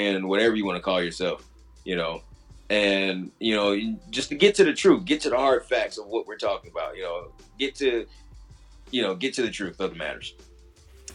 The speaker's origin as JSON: {"language": "English", "region": "Midwest", "country": "United States", "tie": "born or raised there", "moved": "yes", "said": "I grew up in the Midwest"}